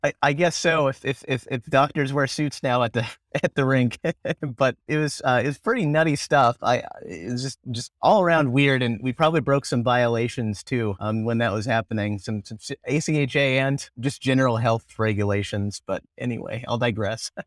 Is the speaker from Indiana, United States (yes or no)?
yes; Indianapolis, Indiana, United States; also born or lived in Greenwood, Indiana; I grew up in Indianapolis, Indiana.